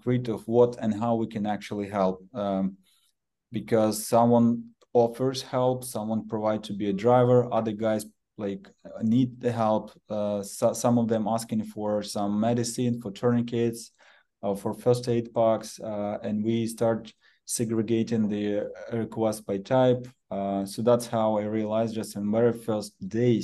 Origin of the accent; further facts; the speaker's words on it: Kharkiv, Kharkiv Oblast, Ukraine; originally I'm from Kharkiv